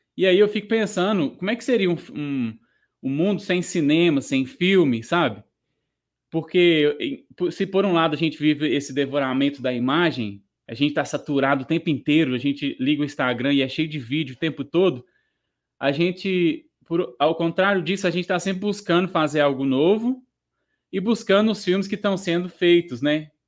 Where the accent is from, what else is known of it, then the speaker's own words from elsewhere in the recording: Minas Gerais, Brazil; na minha cidade natal